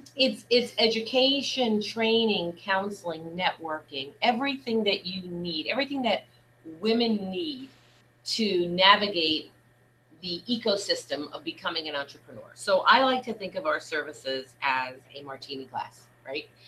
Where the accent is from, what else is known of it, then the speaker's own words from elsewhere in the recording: New York City, New York, United States; I grew up in Brooklyn, New York